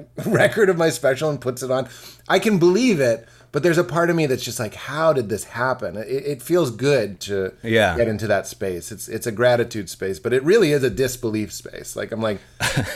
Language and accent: English; Boston, Massachusetts, United States; I'm from Boston, this is what my dad sounds like